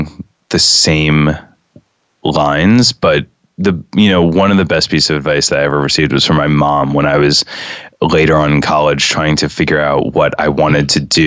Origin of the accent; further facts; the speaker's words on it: New York City, New York, United States; I grew up in Lincoln Towers, which if, you know, many people don't know, that's in, you know, that's from 66th to 70th Street on West End Avenue